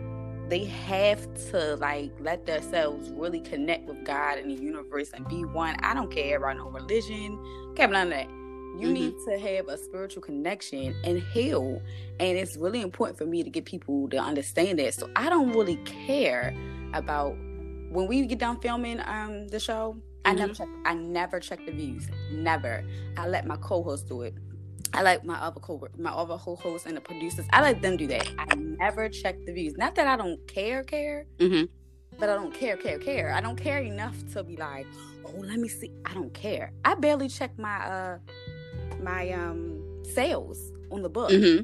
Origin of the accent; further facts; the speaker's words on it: Bronx, New York, United States; also born or lived in East Baltimore; when I tell people that I'm from the Bronx, the first thing I get is, oh, you're crazy. Y'all are loud and crazy. And then when I tell people that I'm from East Baltimore, it's even worse.